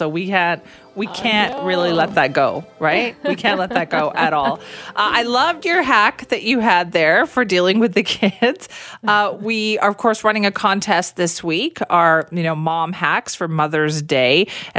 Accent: India; even though like I am Indian, that is so hard to master because of how complex it all is with all the spices.

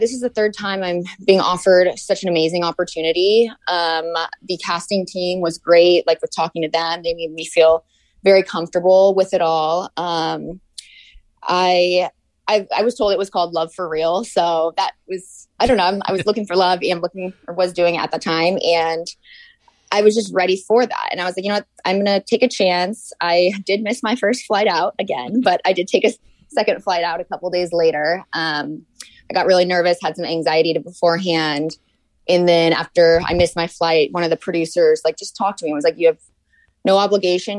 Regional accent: Orange County, California, United States; moved away as an adult; also born or lived in Atlanta, Georgia / North Carolina; I was actually born in Atlanta, Georgia, and then grew up in Orange County

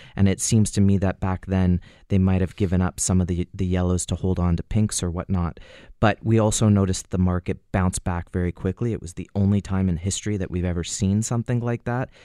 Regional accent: Canada; as a Canadian, we can, as Canadians

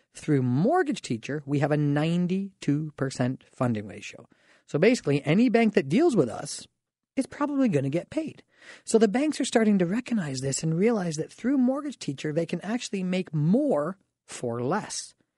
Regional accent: Canada; We can be smart as Canadian shoppers

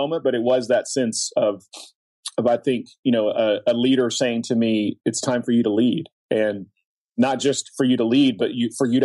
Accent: Oklahoma, United States; I grew up in Oklahoma

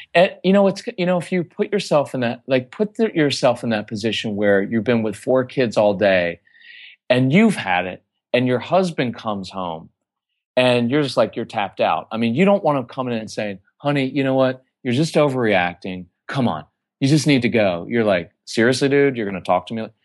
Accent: Texas, United States; we're from Texas

